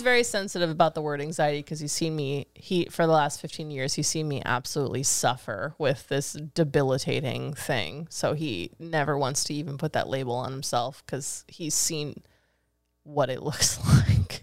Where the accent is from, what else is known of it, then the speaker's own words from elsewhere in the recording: Fremont, California, United States; Tweaks, Freaks, and Antiques. That's my hometown